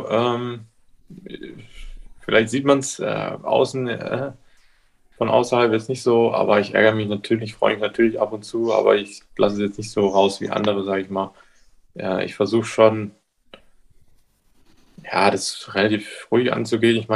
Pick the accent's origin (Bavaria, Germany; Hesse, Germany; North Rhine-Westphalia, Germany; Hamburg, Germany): Bavaria, Germany; Ja ich komme aus, äh, aus der Oberpfalz.